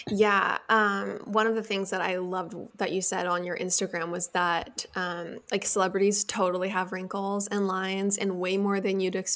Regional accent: California, United States; Like we grew up in Orange County, so we're like definitely pro getting the your like areas that might bother you like taken care of.

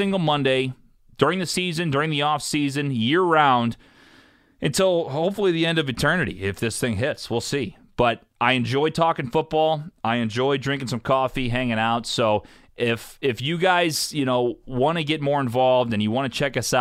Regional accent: St. Louis, Missouri, United States; I'm from St. Louis, Missouri

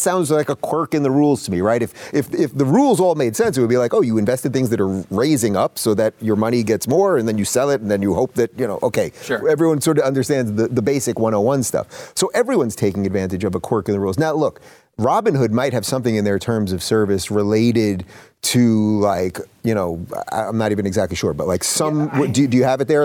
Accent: New York, United States; I'm from New York, born and born and raised in New York

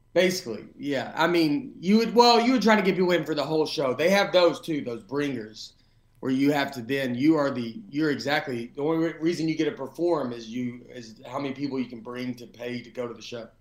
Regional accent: Nashville, Tennessee, United States; moved away as an adult; also born or lived in New York / Los Angeles; I'm from Nashville, and I've been back here for about five years

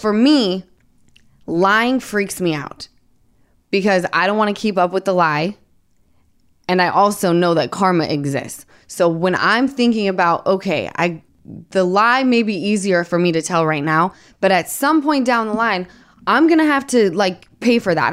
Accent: Utah, United States; I'm from Utah

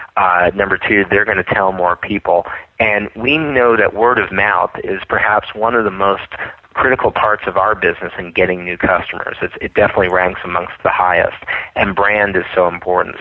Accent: East Coast, United States; moved away; I come from the East Coast where where people are very honest and straightforward

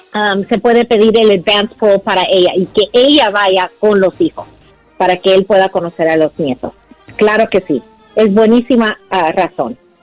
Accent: Guatemala; moved away; yo soy guatemalteco, mi esposa es mexicana

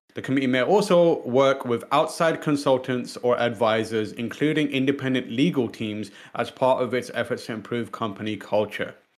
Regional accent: United Kingdom; as, as British people

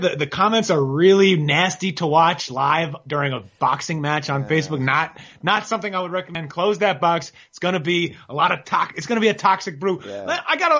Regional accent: New York, United States; also born or lived in Holland Tunnel area; now in Los Angeles, United States; I'm from New York

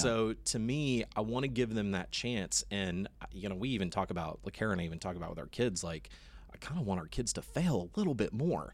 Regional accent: Austin, Texas, United States; I grew up in Austin

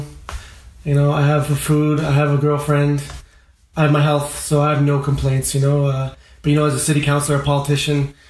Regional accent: Montreal, Quebec, Canada; I'm from the West Island of Montreal. I'm a suburb boy

